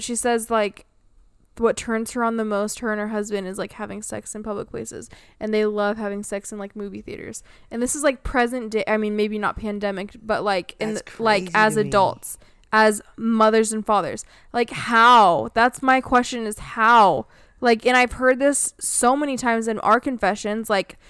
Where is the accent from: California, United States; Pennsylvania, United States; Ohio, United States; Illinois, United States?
California, United States; And can you tell I was born and raised in California but didn't vibe with it?